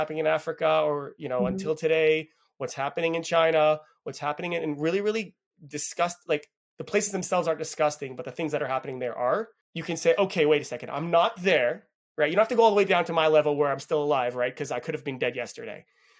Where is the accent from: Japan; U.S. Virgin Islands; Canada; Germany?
Canada; born there; also born or lived in Israel; I was born in Canada, but I lived about 20 years in Israel.